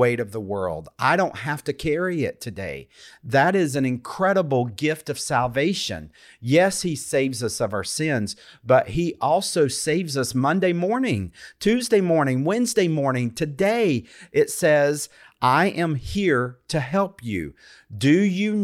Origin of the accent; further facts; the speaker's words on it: United States; also born or lived in India; what I grew up with here in the United States